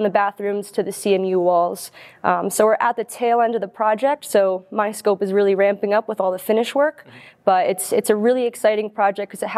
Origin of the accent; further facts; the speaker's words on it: New York, United States; Growing up in New York, close to the city, I was around a lot of high-profile construction projects